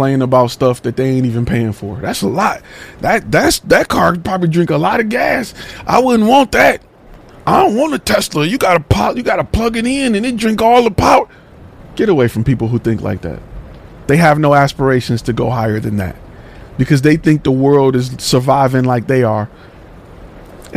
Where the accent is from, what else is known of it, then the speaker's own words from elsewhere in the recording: Detroit, Michigan, United States; Coming from the hood. I'm from the hood. I'm from Detroit